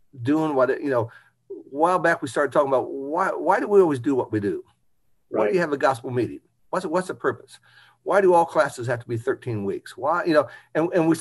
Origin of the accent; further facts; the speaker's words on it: Indianapolis, Indiana, United States; also born or lived in New Albany, Indiana; growing up in Indianapolis